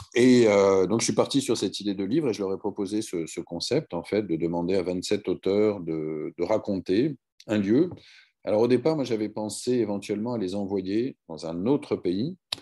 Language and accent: French; Strasbourg, Grand Est, France; moved away; je suis né à Strasbourg dans les, au milieu des années 70. Euh, j'ai grandi euh, chez mes grands-parents maternels qui vivaient en face du Conseil de l'Europe